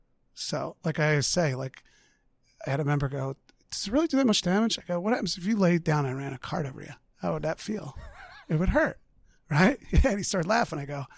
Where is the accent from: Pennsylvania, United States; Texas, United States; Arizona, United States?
Pennsylvania, United States; Springfield; I grew up in Delaware County, Delco. Okay. Yeah, I'm a Delco kid. Springfield.